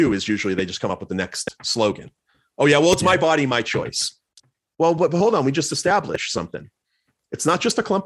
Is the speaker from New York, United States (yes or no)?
no; Plymouth, Massachusetts, United States; moved away; I grew up in Plymouth, Massachusetts